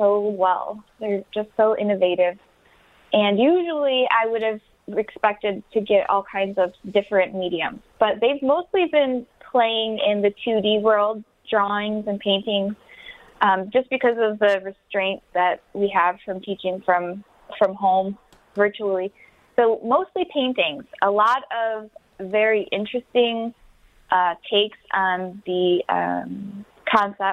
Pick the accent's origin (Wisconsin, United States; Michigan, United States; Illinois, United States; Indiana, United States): Michigan, United States; Wyandotte; now in Detroit, United States; I'm originally from Wyandotte. I live here now